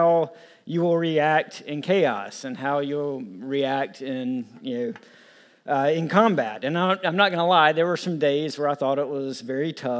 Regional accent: the South, near Florence, South Carolina, United States; I grew up in the South

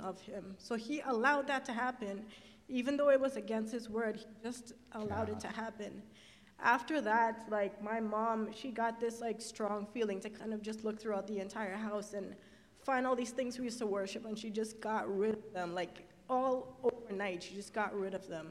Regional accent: Trinidad & Tobago; moved away; where my family is from, we're from Trinidad instead.

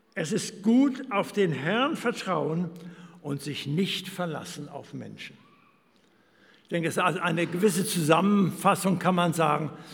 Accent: Germany; moved away as an adult; Wir kommen aus Deutschland

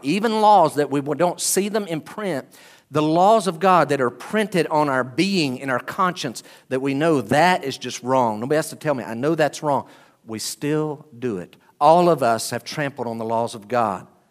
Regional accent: United States; I am an American. Praise the Lord, I am too.

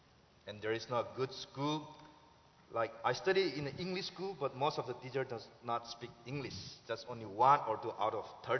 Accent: Northeast India, India; English is a second language; moved away; I'm from Northeast India called Dankul tribe. I belong to Dankul tribe. I don't like a tribe word, but the Indian government give us a tribal. So we accept that. And I come from a very small village where there is no electricity, where there is no running water

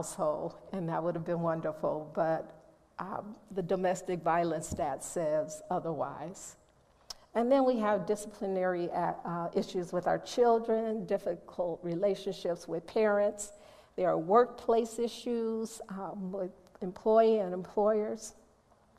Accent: Chicago, Illinois, United States; I'm from Chicago

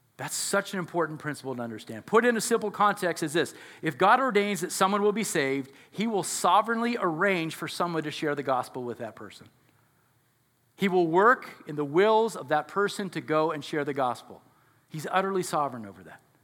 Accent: United States; we're so American

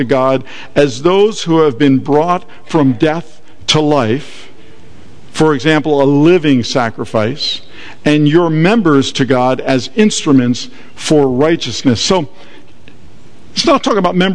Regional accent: Atlantic City, New Jersey, United States; I was born and raised in Atlantic City

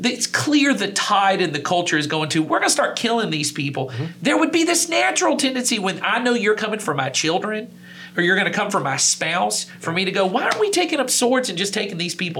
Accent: United States; as American Christians

